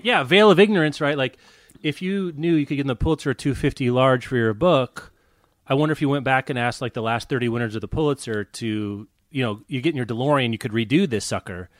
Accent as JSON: {"language": "English", "country": "United States", "said": "I'm American"}